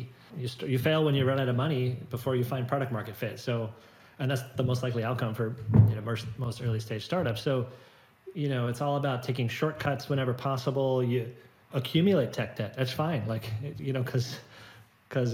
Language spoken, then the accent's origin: English; Silicon Valley, San Francisco Bay Area, California, United States; I've grown up in Silicon Valley. My parents were engineers. I was born in the Bay Area, San Francisco Bay Area